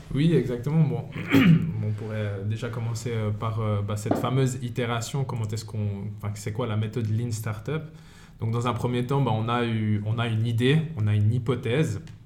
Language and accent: French; Fribourg, Switzerland; moved away as an adult; now in Valais, Switzerland; je suis fribourgeois de base. Je suis venu en Valais